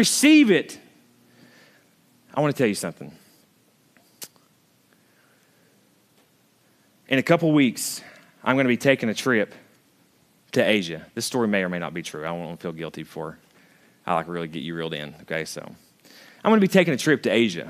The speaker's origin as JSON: {"language": "English", "country": "United States", "tie": "born or raised there", "said": "I grew up in Hunter's Trail, literally just like 200 yards that way or 100 yards"}